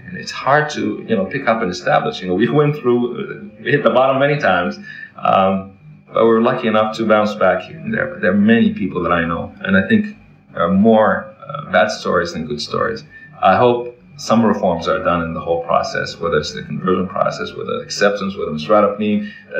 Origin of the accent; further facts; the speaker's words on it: Florida, United States; also born or lived in Toronto, California, United States; Now, I'm from Florida, jumping back and forth between Florida and New York for work.